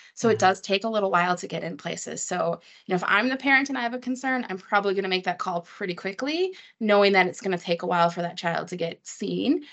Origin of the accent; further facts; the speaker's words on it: Wisconsin, United States; I'm from Wisconsin originally